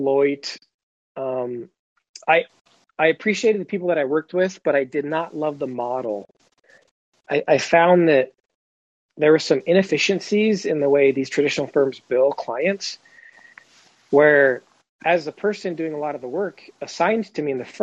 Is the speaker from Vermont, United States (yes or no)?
no; Huntington Beach, California, United States; moved away; also born or lived in Missouri; I grew up in Huntington Beach, California, before my dad retired and moved us to Missouri.